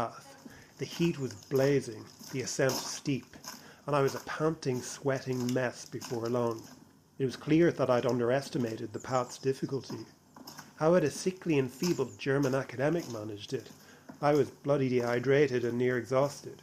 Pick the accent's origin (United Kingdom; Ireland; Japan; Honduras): Ireland; as one who growing up in Ireland never felt like he fit